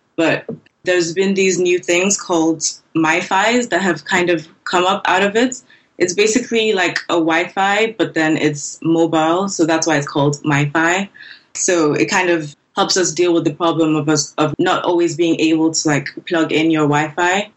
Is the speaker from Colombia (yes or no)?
no; Nigeria; also born or lived in Lagos, Nigeria; I'm a Nigerian user interface designer and front end developer